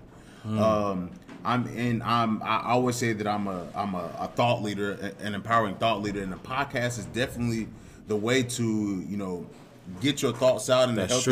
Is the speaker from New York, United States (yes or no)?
no; Indianapolis, Indiana, United States; I'm from Indianapolis, Indiana. I went to Warren Central High School